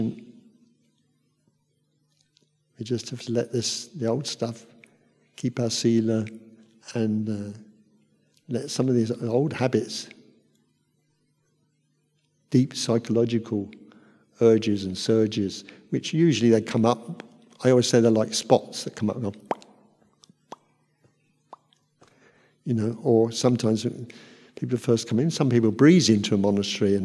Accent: Luton, East of England, United Kingdom; moved away as an adult; also born or lived in Thailand; I'm from Luton

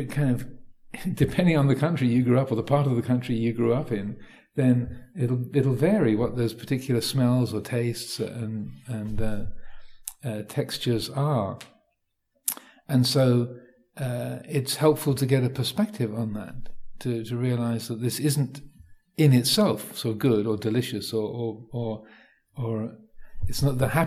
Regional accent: Thailand; So growing up in Thailand, you know, things being spicy, um, you know, having a, having chili

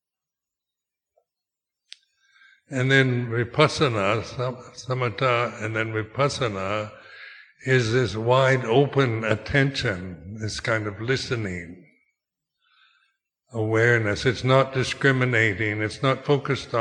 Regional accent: United States; moved away as an adult; also born or lived in Thailand; being American

